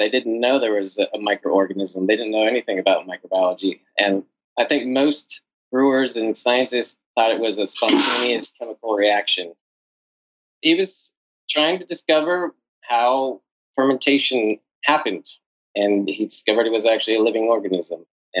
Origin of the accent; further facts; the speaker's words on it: San Diego, California, United States; now in New York City, United States; father's like Czech and my mother's Irish, so the two biggest beer drinking populations in the world. I'm from San Diego originally, where there was always lots of craft beer and good beer around